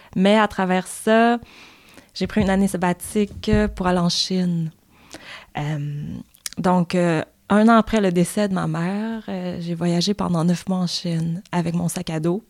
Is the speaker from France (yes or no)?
no; Montreal, Quebec, Canada; je suis née à Montréal, donc euh, la grande ville, un peu impersonnelle